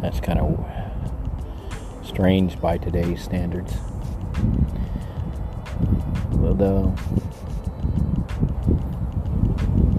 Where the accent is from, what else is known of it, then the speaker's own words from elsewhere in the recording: El Paso, Texas, United States; I was raised in El Paso.